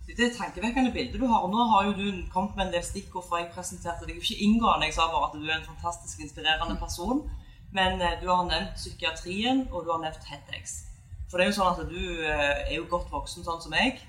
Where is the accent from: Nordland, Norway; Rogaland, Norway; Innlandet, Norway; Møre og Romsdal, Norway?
Rogaland, Norway; Bryne; moved away; har tatt meg en tur til hjembyen min Bryne